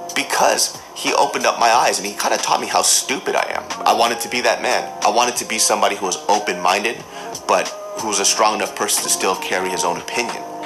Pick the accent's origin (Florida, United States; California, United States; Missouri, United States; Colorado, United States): California, United States; Sacramento; growing up in Sacramento, California, you know, that, that place is a small town.